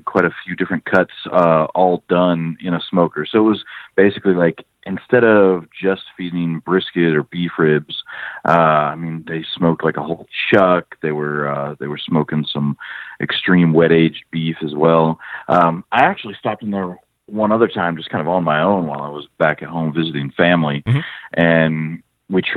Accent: Wooster, Ohio, United States; moved away; my hometown of Worcester, Ohio

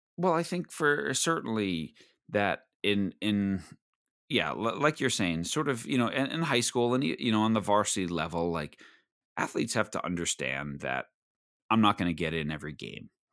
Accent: Long Island, New York, United States; growing up on Long Island

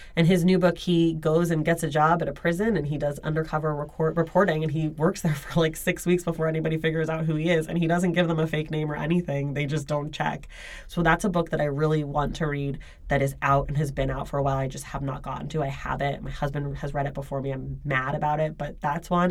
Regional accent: Oakland, California, United States; moved away as an adult; also born or lived in New York; now in Los Angeles, United States; I grew up in Oakland

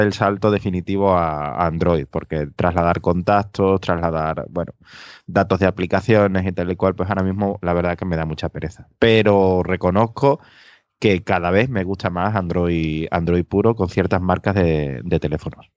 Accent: Extremadura, Spain; now in Seville, Spain; desde Sevilla, aunque soy de Extremadura

